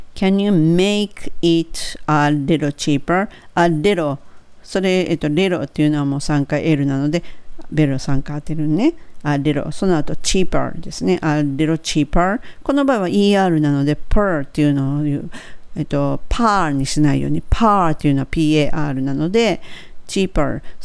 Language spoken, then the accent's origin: Japanese; Kansai, Japan